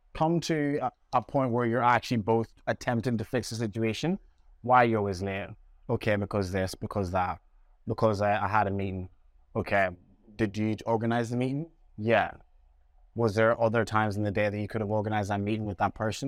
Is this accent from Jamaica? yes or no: yes; Jamaica; my family that I had around me growing up in Jamaica